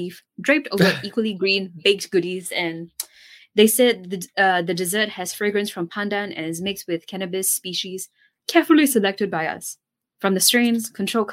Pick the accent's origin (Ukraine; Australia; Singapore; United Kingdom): Singapore; I'm Singaporean